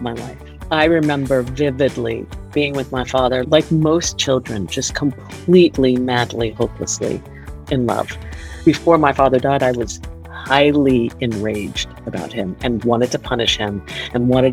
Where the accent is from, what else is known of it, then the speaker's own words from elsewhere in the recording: Miami, Florida, United States; I grew up in Miami.